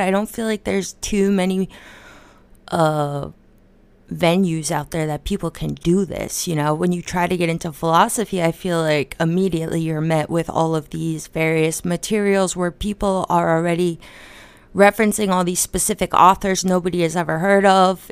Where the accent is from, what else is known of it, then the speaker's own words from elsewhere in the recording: United States; I'm from America